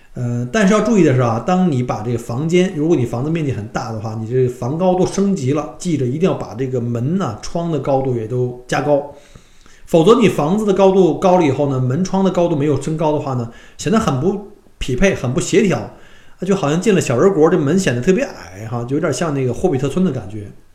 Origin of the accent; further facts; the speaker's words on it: China; now in Australia; 我们中国人喜欢说开着窗户啊，然后用纱窗去透， 透气